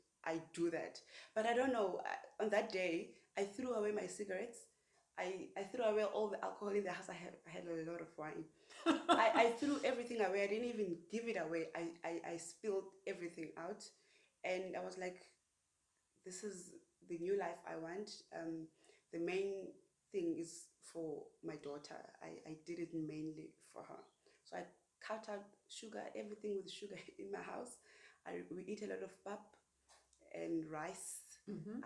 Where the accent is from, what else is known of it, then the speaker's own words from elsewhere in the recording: Paarl, Western Cape, South Africa; moved away as an adult; I'm originally from Paarl